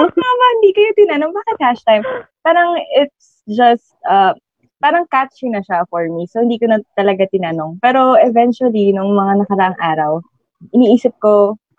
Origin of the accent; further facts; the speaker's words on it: Quezon Province, Calabarzon, Philippines; syempre I'm from Quezon Province.